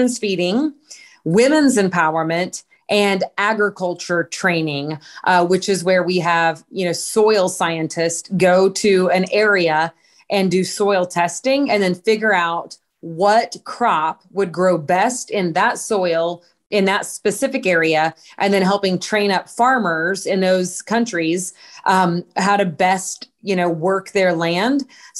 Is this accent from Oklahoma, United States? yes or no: yes; Fort Gibson, Oklahoma, United States; moved away as an adult; also born or lived in Washington, D.C. / Dallas / Springfield, Missouri; I was born and raised in a very small town called Fort Gibson, Oklahoma